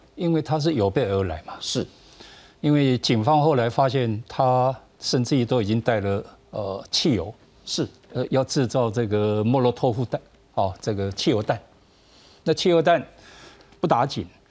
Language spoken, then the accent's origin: Chinese; Taiwan; 我们台湾人